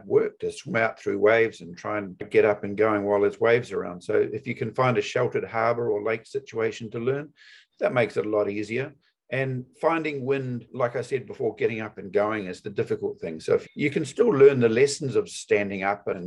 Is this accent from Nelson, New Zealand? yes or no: no; Auckland, New Zealand; also born or lived in Chapel Hill, North Carolina / Bristol / Christchurch / Maui; I moved back to New Zealand and to Auckland, New Zealand, and grew up here